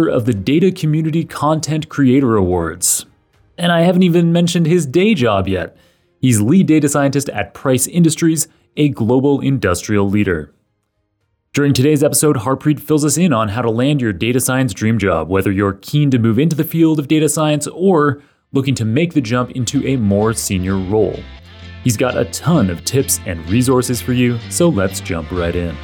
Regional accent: Toronto, Ontario, Canada; I'm Canadian. I grew up in Toronto

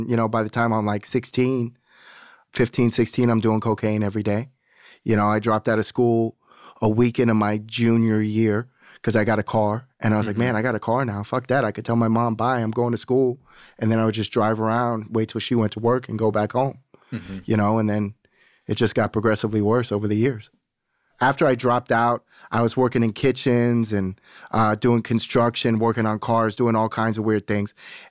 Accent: Florida, United States; I'm from Broward County, Florida.

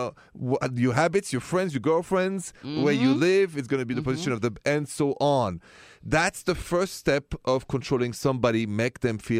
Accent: Paris, Île-de-France, France; now in United States; Well, I am from France. Je suis de la France. From Paris.

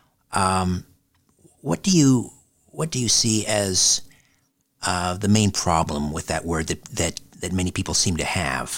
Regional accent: Canada; I'm from Canada.

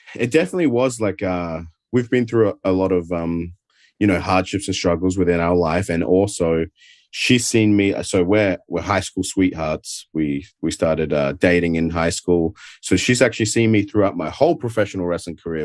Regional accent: Adelaide, South Australia, Australia; accent: Adelaide; moved away as an adult; now in United States; my hometown of Adelaide

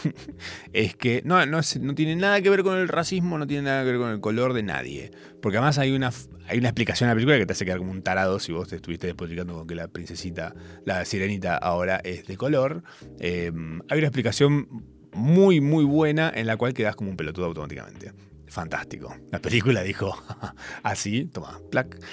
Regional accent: Capilla del Monte, Córdoba, Argentina; now in Buenos Aires, Argentina; de donde soy yo, Capilla del Monte, el interior del interior

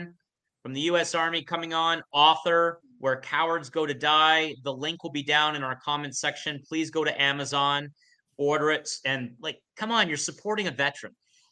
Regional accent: Canada; We're Canadian

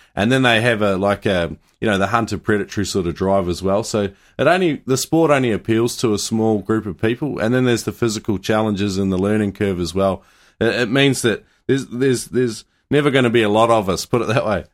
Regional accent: New Zealand; growing up in New Zealand

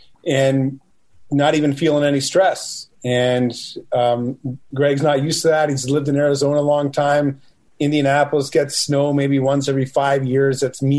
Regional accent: Western Canada, Canada; I'm from Western Canada. I've driven in snow.

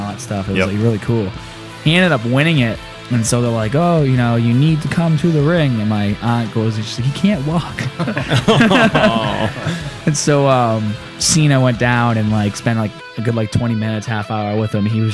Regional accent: United States; I'm from America

